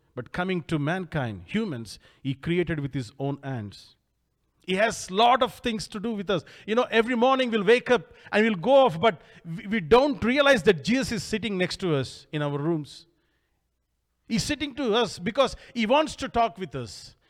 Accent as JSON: {"language": "English", "country": "India", "said": "I came all the way from India"}